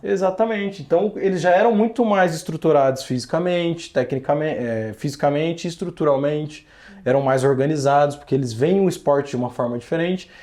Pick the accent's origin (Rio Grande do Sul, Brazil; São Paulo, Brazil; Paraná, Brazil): Paraná, Brazil; Curitiba; eu cresci na rua, cara. Eu cresci na rua. Eu moro, eu vim de uma vila lá do Fazendia